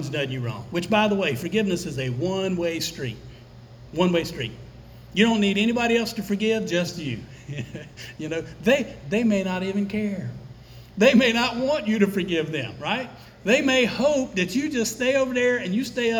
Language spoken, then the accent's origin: English; United States; We're Americans. We were raised in Western culture.